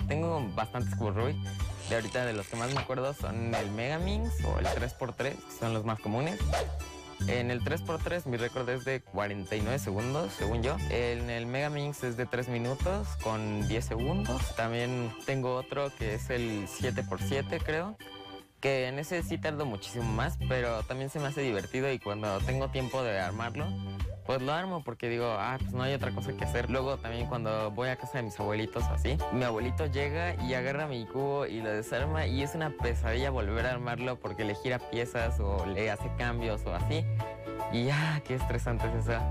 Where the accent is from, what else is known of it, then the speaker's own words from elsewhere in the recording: Morelia, Michoacán, Mexico; vengo de Morelia